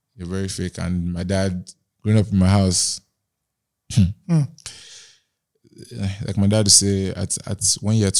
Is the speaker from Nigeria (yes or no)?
yes; Nigeria; Growing up in Nigeria